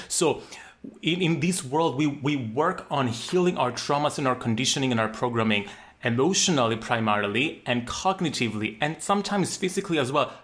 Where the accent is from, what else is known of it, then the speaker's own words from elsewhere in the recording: Cyprus; growing up in Cyprus, a very small island in the Mediterranean